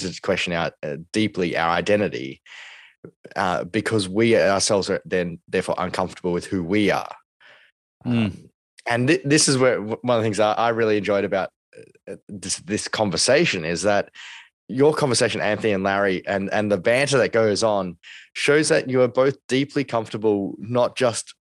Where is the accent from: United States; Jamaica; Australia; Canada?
Australia; we as Australians